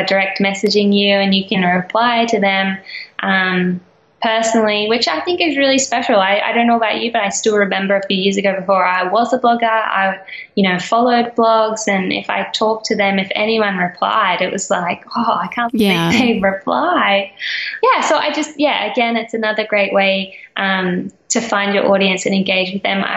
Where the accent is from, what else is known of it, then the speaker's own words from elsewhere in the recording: Australia; for me being Australian